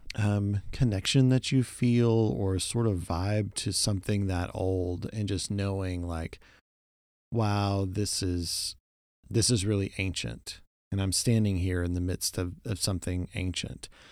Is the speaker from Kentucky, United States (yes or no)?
no; Oklahoma, United States; moved away; also born or lived in Texas; growing up in Oklahoma